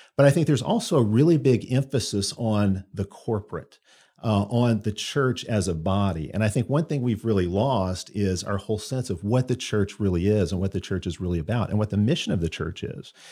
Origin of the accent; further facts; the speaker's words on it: Chicago, Illinois, United States; moved away as an adult; also born or lived in Auburn; now in Alabama, United States; I grew up in Chicago, so I grew up you know, outside the South